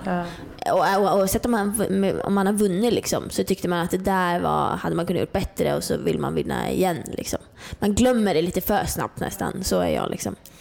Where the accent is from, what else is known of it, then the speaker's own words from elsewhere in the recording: Norrland, Sweden; moved away; jag är uppe från Norrland, jag bodde helt ute i skogen liksom